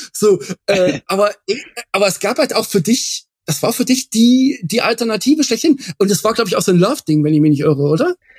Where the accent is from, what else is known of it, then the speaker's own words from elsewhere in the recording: near Bad Frankenhausen, Thuringia, Germany; moved away as an adult; Bad Frankenhausen, genau da hat es mich jetzt hingeschlagen äh, oder verschlagen. Ähm, der Grund dafür ist, ich bin da in der Nähe aufgewachsen